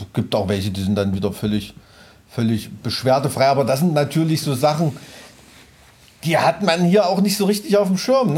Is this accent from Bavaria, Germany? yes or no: no; Weimarer Land, Thuringia, Germany; ich komme aus Weimarer Land